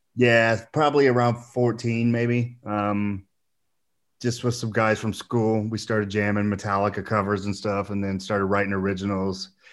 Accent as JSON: {"language": "English", "town": "Boonville", "region": "Indiana", "country": "United States", "tie": "born or raised there", "also_born_or_lived": "Oakland City, Indiana / Los Angeles / San Diego / Las Vegas", "moved": "as an adult", "said": "I lived right outside of Evansville most of my life, uh, in a small town called Booneville"}